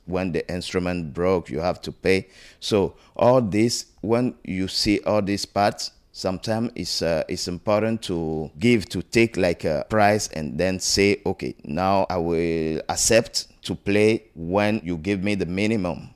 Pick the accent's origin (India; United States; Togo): Togo; moved away; I'm from Togo, West Africa